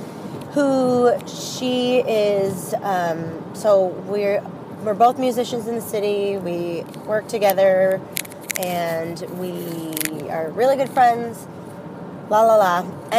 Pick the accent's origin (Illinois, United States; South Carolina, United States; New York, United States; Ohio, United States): Illinois, United States; Chicago; I am 33 from Chicago.